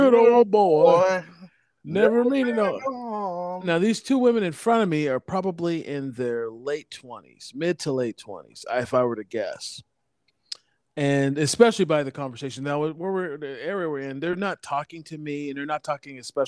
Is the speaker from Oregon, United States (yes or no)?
yes; Portland, Oregon, United States; I'm actually from Portland